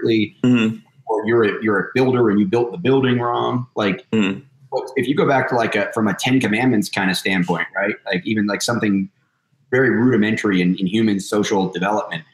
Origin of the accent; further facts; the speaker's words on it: New Jersey, United States; I'm from New Jersey